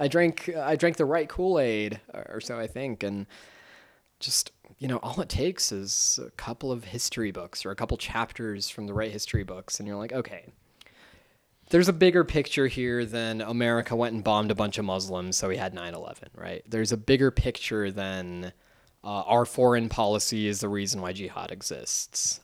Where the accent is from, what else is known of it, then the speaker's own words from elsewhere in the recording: United States; as an American